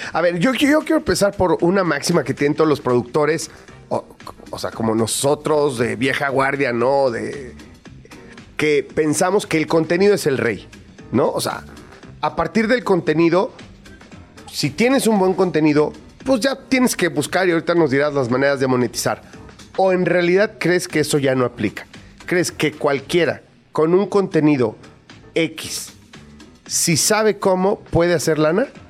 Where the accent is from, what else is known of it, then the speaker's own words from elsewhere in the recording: Veracruz, Mexico; como decimos en mi pueblo allá en Veracruz